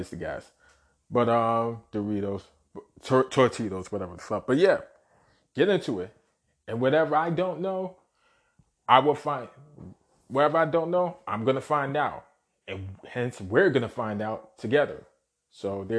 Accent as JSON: {"language": "English", "town": "New York City", "region": "New York", "country": "United States", "tie": "born or raised there", "said": "born and raised in Brooklyn"}